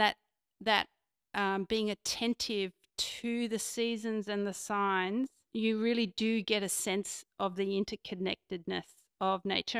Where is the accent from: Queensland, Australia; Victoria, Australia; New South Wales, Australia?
New South Wales, Australia; Sydney; I grew up on Devlin's Creek